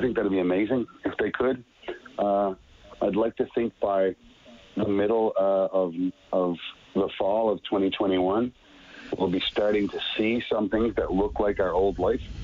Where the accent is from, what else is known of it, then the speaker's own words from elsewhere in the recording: Petty Harbour, Newfoundland and Labrador, Canada; my very young life growing up in Petty Harbor, my little fishing town with like 500 people